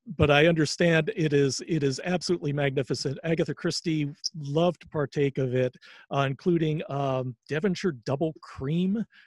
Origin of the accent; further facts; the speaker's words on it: Charlotte, North Carolina, United States; I grew up in Charlotte, North Carolina